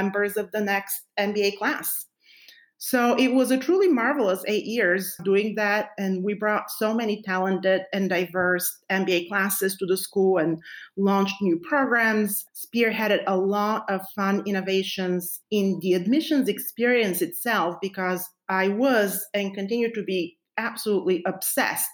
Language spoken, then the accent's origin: English; Bulgaria; moved away as an adult; now in United States; I was born and raised in Bulgaria, and I moved to the United States 20 years